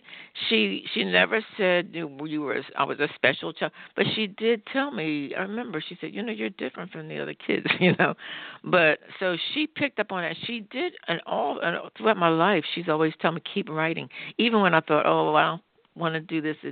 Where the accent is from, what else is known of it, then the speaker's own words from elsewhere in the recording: Philadelphia, Pennsylvania, United States; I was brought up in Philadelphia, in the working class section of Philadelphia called the Bottom